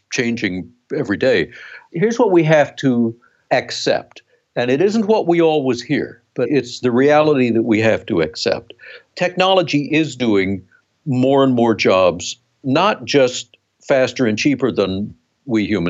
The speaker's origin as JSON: {"language": "English", "region": "South Dakota", "country": "United States", "tie": "born or raised there", "said": "We grew up in South Dakota, in a small town"}